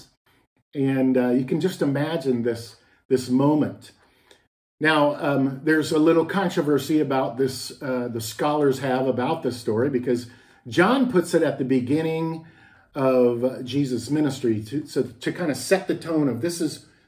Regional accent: Texas, United States; moved away as an adult; also born or lived in Minnesota; I grew up in Texas for most of my life, but then moved to Minnesota when I was in my 20s

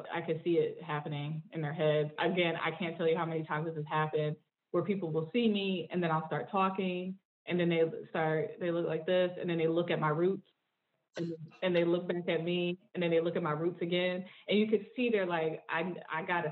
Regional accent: Northeast, United States; accent: Southern kind of Black kind of twang; also have a little bit of a Southern kind of Black kind of twang going on, even though I'm from the Northeast.

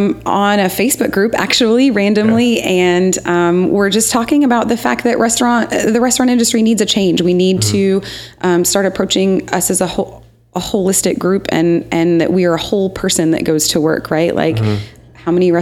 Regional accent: Michigan, United States; also born or lived in Kentucky; now in Nashville, United States; I am from Michigan and then Kentucky, and I've been in Nashville for 8 years.

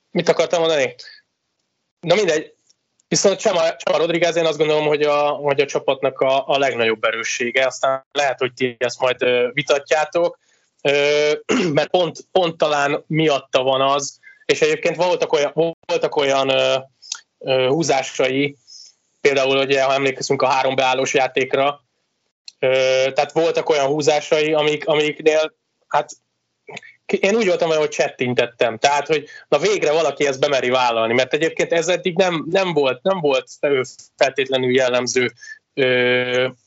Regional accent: Veszprém, Veszprém County, Hungary; nem azért, mert Veszprémi vagyok

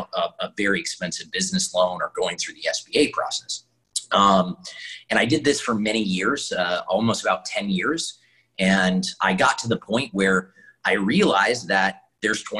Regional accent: Jackson, Wyoming, United States; I grew up in Wyoming in a very small trailer in a very expensive place called Jackson, Wyoming.

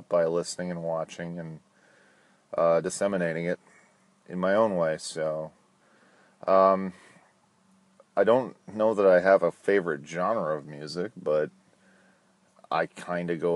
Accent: Minnesota, United States; now in Florida, United States; I was born in Minnesota. I now live in Florida

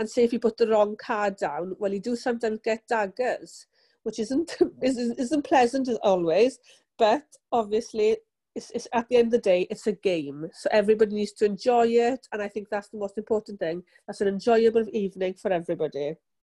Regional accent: Llandeilo, Wales, United Kingdom; I'm from Bethlehem in Llandilo

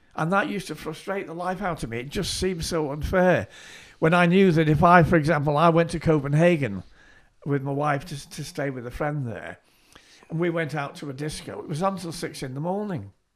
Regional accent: Southport, North West England, United Kingdom; I was born in Southport, I grew up in Southport

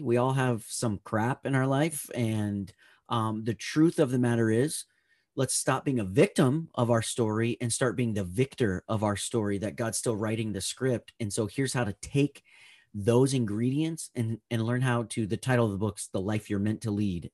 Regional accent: Northern California, United States; I grew up in Northern California

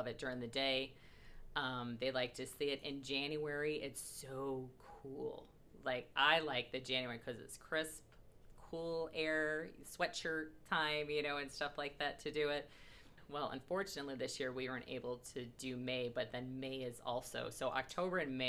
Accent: Chicago, Illinois, United States; moved away as an adult; now in Las Vegas, United States; I was from Chicago. I was in Chicago. I lived there for 22 years

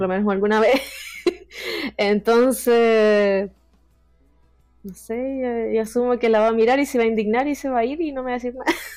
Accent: Chile; soy chilena

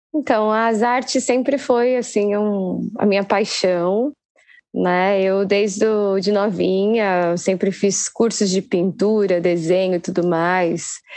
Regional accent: Guarulhos, São Paulo, Brazil; guarulhense assim, meio apaixonada pela cidade.

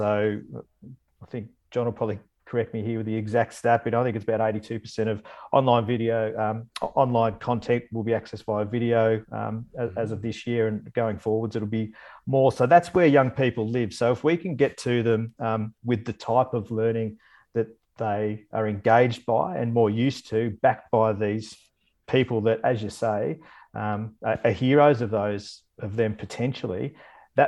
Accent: Bendigo, Victoria, Australia; I grew up in Bendigo

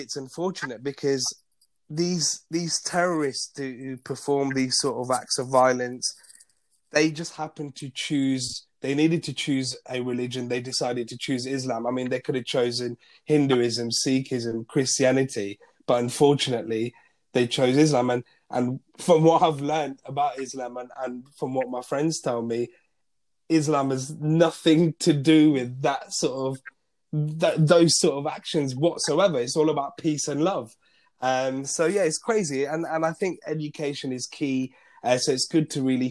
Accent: Leicester, East Midlands, United Kingdom; first language Gujarati; I'm from Leicester. Leicester's really multicultural. So I remember it was mandatory to have RE, or religious studies or religious education, as one of our subjects at secondary school

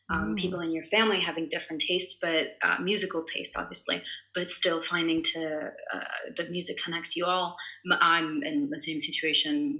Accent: Italy; first language Italian; English is a second language; I'm Italian. So my mother tongue is Italian. I was raised in Italy.

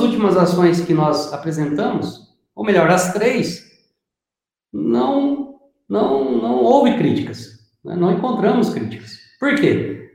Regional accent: Paraná, Brazil; Eu sou do Paraná, mas o pessoal fala que eu sou mineiro

